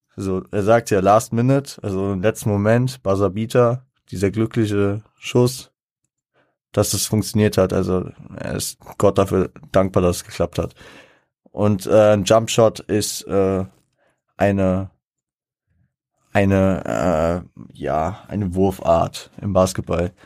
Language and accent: German; Frankfurt, Hesse, Germany; ich als Frankfurter